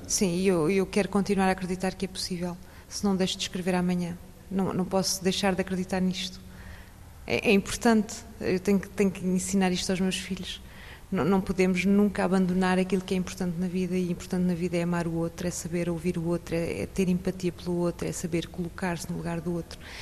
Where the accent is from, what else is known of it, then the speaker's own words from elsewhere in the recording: a village near Leiria, Centro, Portugal; moved away as an adult; now in France; Nós portugueses. Nasci numa aldeia